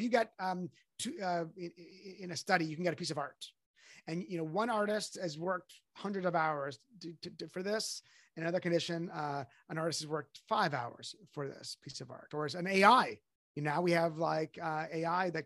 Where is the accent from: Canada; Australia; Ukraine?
Canada; I'm Canadian